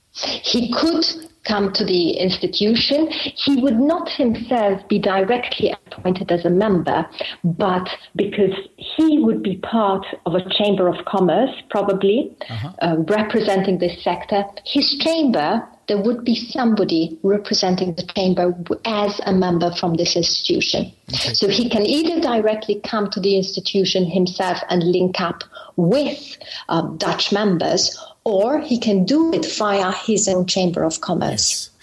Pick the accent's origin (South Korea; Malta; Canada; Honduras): Malta; moved away as an adult; now in Brussels, Belgium; I'm uh, actually from Malta. I'm um, Maltese